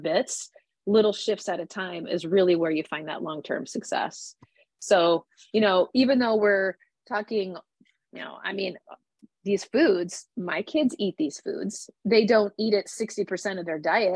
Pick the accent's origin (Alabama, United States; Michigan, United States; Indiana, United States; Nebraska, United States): Nebraska, United States; I grew up in the Midwest, in Nebraska